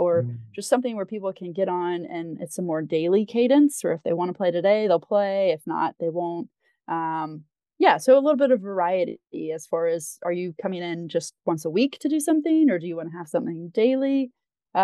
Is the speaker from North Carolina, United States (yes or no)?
yes; North Carolina, United States; I grew up in North Carolina